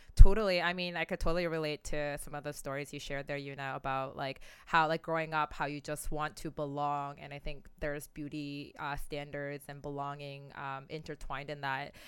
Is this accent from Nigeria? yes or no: no; Oakville, Ontario, Canada; growing up in Oakville, Ontario